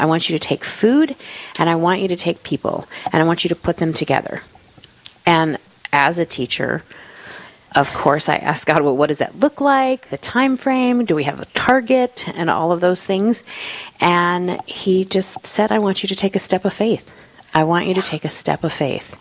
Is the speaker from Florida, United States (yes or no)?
yes; Florida, United States; moved away as an adult; also born or lived in California / Germany; now in South Dakota, United States; So I am originally from Florida